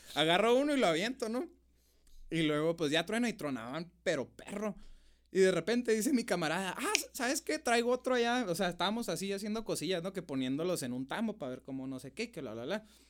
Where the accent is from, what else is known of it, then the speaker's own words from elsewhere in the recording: Namiquipa, Chihuahua, Mexico; now in Chihuahua, Mexico; Soy del maravilloso rancho de Namiquipa, oiga. sí, soy de Namiquipa, este, del terrero Namiquipa